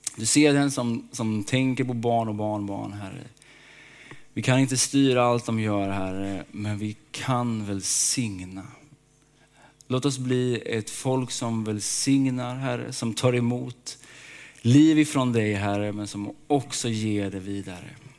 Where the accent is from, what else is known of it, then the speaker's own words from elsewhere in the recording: Småland, Sweden; Jag är uppväxt i Småland.